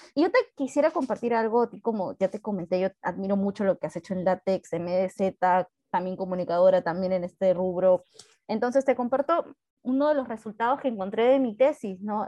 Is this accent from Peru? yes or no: yes; Peru; somos peruanos